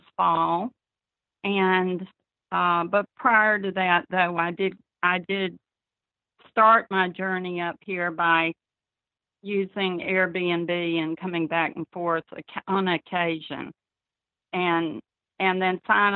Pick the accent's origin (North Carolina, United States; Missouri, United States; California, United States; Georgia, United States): Georgia, United States; Warner Robins; accent: southern; moved away as an adult; also born or lived in Charlottesville, Virginia; now in New York, United States; I grew up in Warner Robins, Georgia